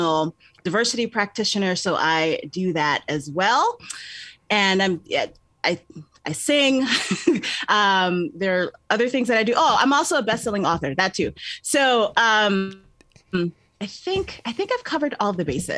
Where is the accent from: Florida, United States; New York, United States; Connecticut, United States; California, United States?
New York, United States; also born or lived in Georgia; I'm a New Yorker